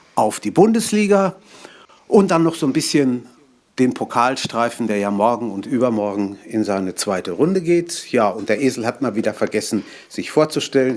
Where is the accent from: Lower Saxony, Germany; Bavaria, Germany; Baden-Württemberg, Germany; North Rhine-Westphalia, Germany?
North Rhine-Westphalia, Germany; Ruhr area; bei uns im Ruhrgebiet